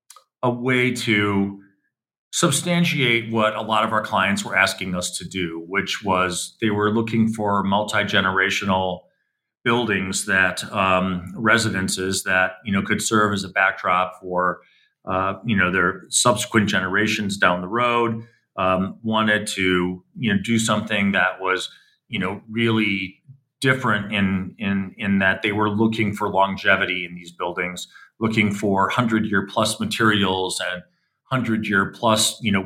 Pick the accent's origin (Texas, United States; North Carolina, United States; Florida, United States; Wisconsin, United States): Wisconsin, United States; Milwaukee; Well, I was born in Milwaukee, Wisconsin. So I'm a Midwest kid in the early 1960s. And so I grew up when Milwaukee was sort of a very vibrant industrial city.